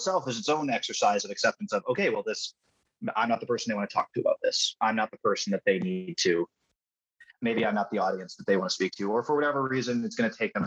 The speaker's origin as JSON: {"language": "English", "region": "Midwest", "country": "United States", "tie": "born or raised there", "said": "I was born in Midwest"}